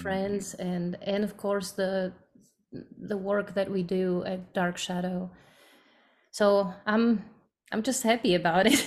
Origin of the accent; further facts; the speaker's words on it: Slovakia; English is a second language; moved away as an adult; now in United States; I'm from Slovakia